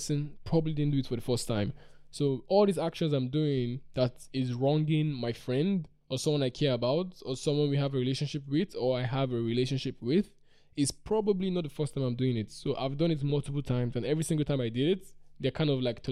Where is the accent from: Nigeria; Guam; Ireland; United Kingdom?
Nigeria; I come from Nigeria